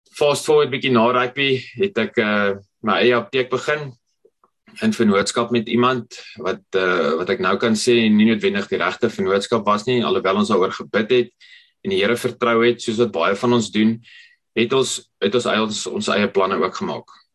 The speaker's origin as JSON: {"language": "Afrikaans", "town": "Potchefstroom", "region": "North West", "country": "South Africa", "tie": "born or raised there", "said": "ek kom van Potchefstroom af. My storie het begin daar in Potchefstroom."}